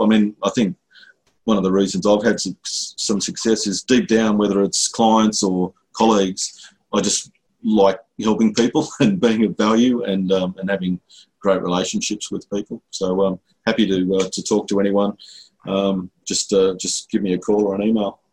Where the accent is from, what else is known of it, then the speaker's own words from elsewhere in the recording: Lismore, New South Wales, Australia; also born or lived in Sydney; now in Brisbane, Australia; that's my hometown, basically. I grew up in Lismore